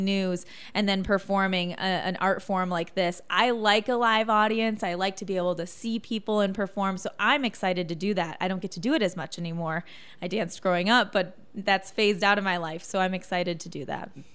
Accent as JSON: {"language": "English", "region": "Michigan", "country": "United States", "tie": "born or raised there", "also_born_or_lived": "Chicago / Joplin, Missouri / Louisiana / Arkansas", "moved": "as an adult", "lives_now": "Indiana, United States", "said": "I grew up in Michigan, went to school in Chicago"}